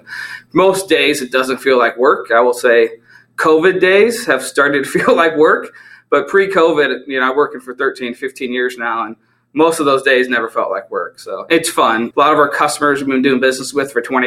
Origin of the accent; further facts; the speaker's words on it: near St. Louis, Metro East Illinois, United States; where I'm from is about 20 minutes outside east of St. Louis, Missouri. So, but we're on the Illinois side